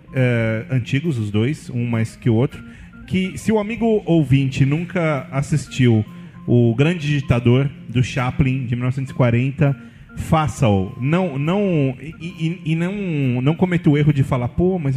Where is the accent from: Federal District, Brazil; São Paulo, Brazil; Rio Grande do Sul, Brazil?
Federal District, Brazil; Brasília; Eu, tá, eu, sou de Brasília, né?